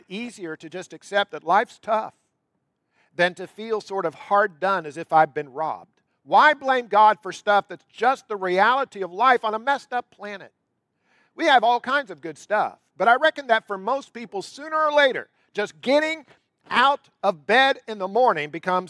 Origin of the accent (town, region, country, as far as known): United States